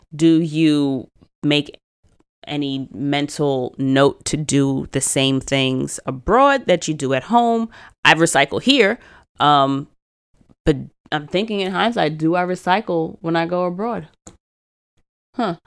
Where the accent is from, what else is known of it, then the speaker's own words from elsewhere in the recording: United States; I am very American